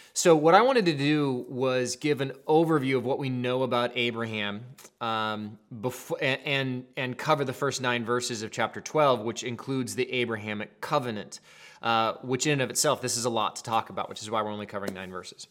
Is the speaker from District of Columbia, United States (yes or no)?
no; Seattle, Washington, United States; moved away as an adult; also born or lived in Colorado; I'm from Seattle